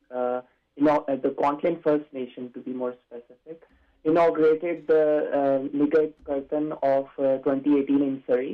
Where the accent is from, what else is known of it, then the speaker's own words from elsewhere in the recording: Pakistan; moved away as an adult; now in Canada; I am an international student. So I grew up in Pakistan